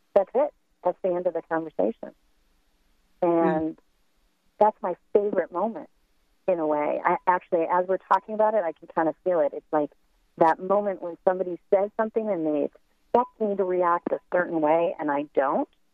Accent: United States; as Americans

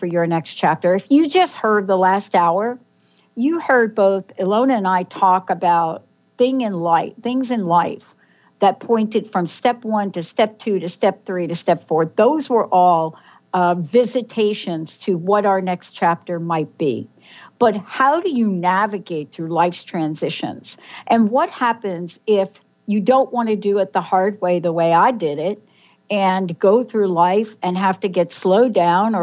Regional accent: New York City, New York, United States; Mine was in the Bronx, New York

